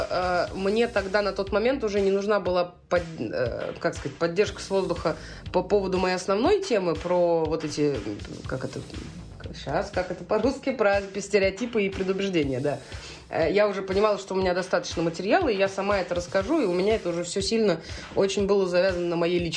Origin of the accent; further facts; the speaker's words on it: Saint Petersburg, Russia; а я из Петербурга, и у нас мексиканский э, бар подвале.